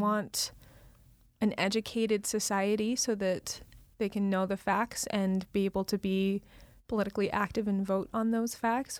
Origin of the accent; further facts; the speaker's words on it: Utah, United States; moved away; my family lives in Utah